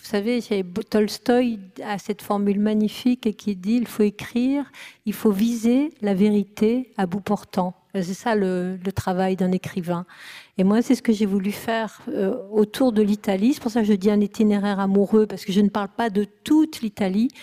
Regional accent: France

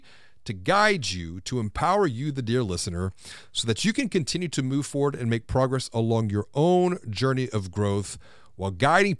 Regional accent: Houston, Texas, United States; growing up on the Third Coast, exactly, in Houston.

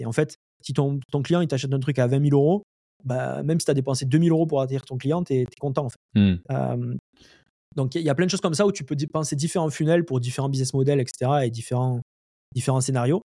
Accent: Lozère, Occitania, France; moved away as an adult; also born or lived in Montpellier, France; now in Montreal, Canada; je suis né en France, euh, en, en, Lozère. après j'ai, vécu pas mal à Montpellier.

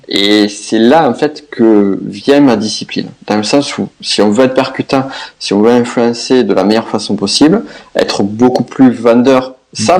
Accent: south-west France, France; accent: south-west; comme vous l'entendrez, mon accent, je viens du sud-ouest

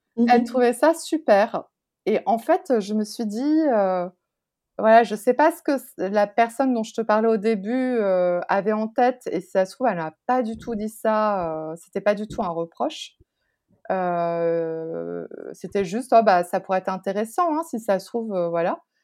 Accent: France; also born or lived in Taiwan; je suis française

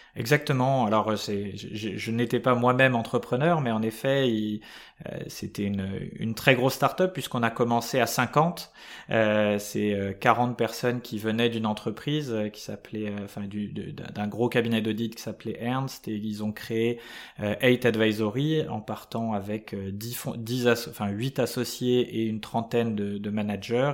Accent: Paris suburbs, Île-de-France, France; j'ai eu une enfance euh, totalement, euh, enfin assez classique, des, en banlieue parisienne

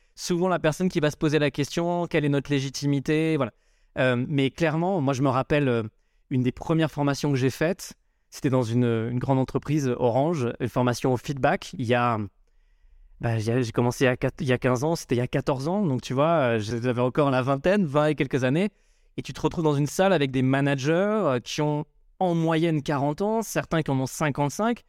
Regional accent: Marseille, Provence-Alpes-Côte d'Azur, France; moved away as an adult; now in Paris, France; je suis originaire de Marseille, j'ai débarqué à Paris il y a bientôt 20 ans

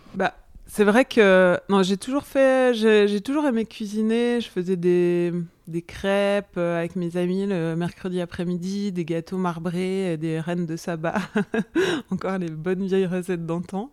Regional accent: Arbois, Bourgogne-Franche-Comté, France; also born or lived in Paris (Belleville); now in Paris, France; J'ai grandi dans le Jura, à Arbois, donc une petite, euh, petite ville qui est célèbre pour, pour ses vins, capitale des vins du Jura.

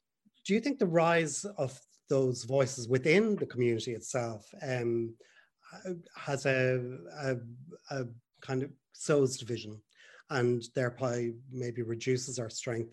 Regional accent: Ireland; also born or lived in Dublin; I'm from Ireland. I was living in Dublin at the time.

